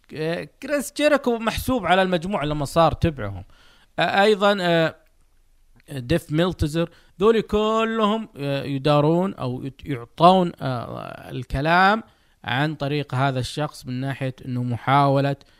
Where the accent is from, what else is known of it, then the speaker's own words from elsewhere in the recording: Saudi Arabia; انا سعودي فولدت آه، ونشأت وكبرت وسأموت وأنا أحمل هذه الجنسية